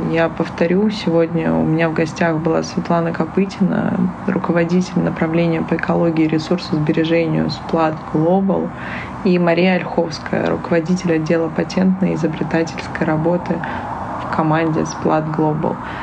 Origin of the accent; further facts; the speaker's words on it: Saint Petersburg, Russia; moved away; я из Петербурга, я очень часто езжу домой